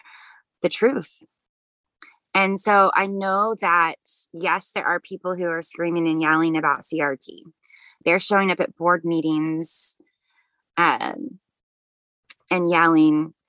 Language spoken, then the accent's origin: English; Tulsa, Oklahoma, United States; moved away; I grew up in Tulsa